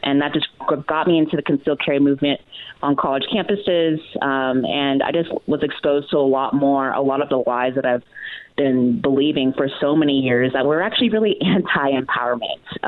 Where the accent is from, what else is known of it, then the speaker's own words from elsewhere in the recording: Texas, United States; I grew up in Texas, but definitely not the typical Texan